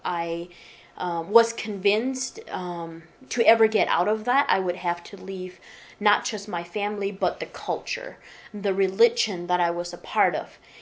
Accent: Michigan, United States; now in Nashville, United States; I was born and raised in Michigan on a farm

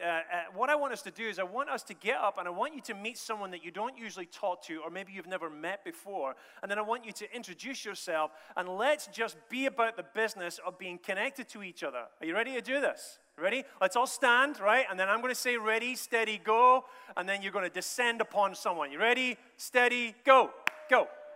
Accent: Scotland, United Kingdom; also born or lived in United States; And I'm from Scotland in a roundabout way through America.

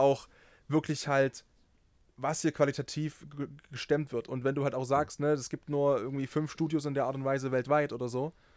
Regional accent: near Dresden, Saxony, Germany; ich bin ja in der Nähe von Dresden geboren und aufgewachsen

